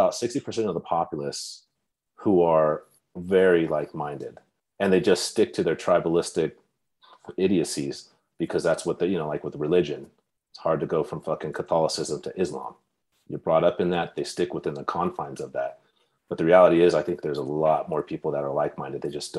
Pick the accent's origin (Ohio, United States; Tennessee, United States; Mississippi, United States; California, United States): California, United States; Bakersfield; moved away; My hometown, Bakersfield, California.